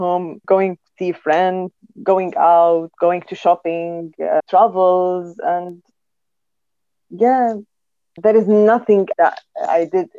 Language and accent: English; Syria; moved away as an adult; now in United Kingdom; my two worlds are Syria and UK. I lived my whole life in Syria. And UK now, I came here, settled with my children, and they grow here. I'm working here. I've never worked in my country